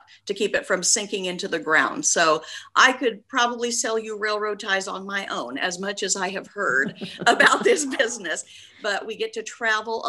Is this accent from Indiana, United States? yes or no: yes; Clay City, Indiana, United States; now in Indianapolis, United States; I grew up in Clay City, Indiana, which is down by Terre Haute, Indiana